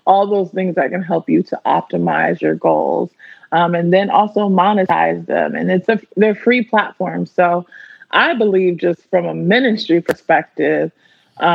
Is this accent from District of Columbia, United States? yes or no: yes; Washington, District of Columbia, United States; moved away as an adult; now in Los Angeles, United States; I'm born and raised in the Washington, D.C. area